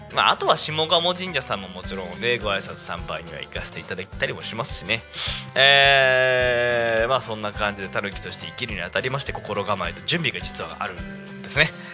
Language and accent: Japanese; Yokohama, Kanagawa, Japan; 生まれ育ちの横浜